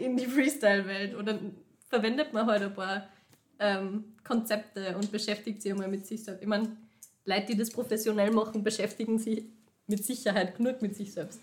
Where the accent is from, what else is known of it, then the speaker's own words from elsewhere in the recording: Linz, Upper Austria, Austria; moved away as an adult; now in Vienna, Austria; ich bin aus Linz, ich habe früher in Linz ähm, einfach in einer fixen Gruppe immer tanzt